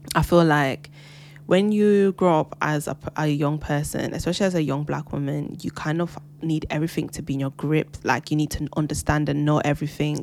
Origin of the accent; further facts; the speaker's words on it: Jamaica; as a Jamaican as well, pushing my culture forward.